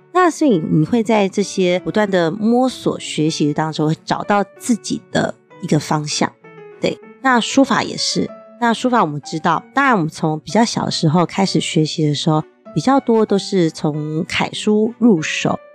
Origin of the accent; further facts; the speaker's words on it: Taipei, Taiwan; 我从小住在台北市的西门町长大的